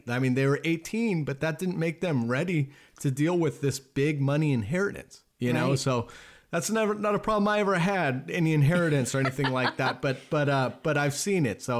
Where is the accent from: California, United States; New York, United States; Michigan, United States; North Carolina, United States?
California, United States; Laguna Beach; I grew up in Laguna Beach, California, which is a very affluent community.